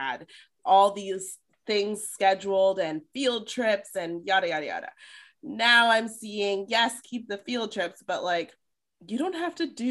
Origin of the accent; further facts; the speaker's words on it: Denver, Colorado, United States; also born or lived in Katy, Texas / Energy Corridor, Houston; now in Houston, United States; I'm originally from Denver